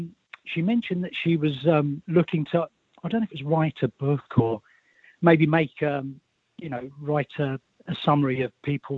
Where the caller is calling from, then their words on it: Milton Keynes, South East England, United Kingdom; I'm calling from Milton Keynes in Buckinghamshire